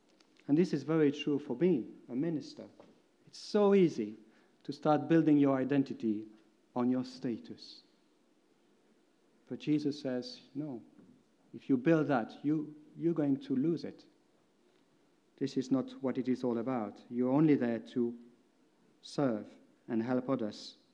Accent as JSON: {"language": "English", "country": "Belgium", "second_language": "English", "moved": "as an adult", "said": "for me it meant moving from Belgium. You most probably by now heard that my accent is a bit strange."}